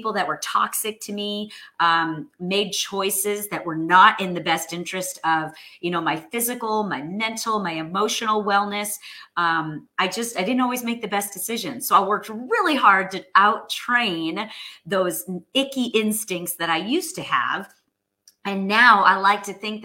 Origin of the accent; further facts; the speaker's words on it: New York, United States; moved away as an adult; now in Texas, United States; I'm a former New Yorker, friends, born and raised. All my roots are in New York.